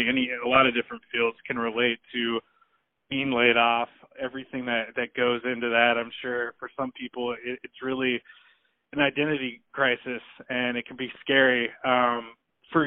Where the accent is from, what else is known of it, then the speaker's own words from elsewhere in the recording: Portland, Oregon, United States; I'm from Portland